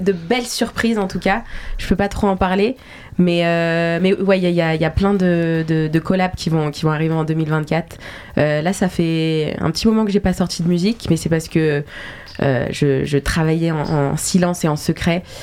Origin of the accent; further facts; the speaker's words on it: Geneva, Switzerland; moved away as an adult; now in Paris, France; Genève parce que euh, bah, c'est là où j'ai grandi, c'est là où ma famille vit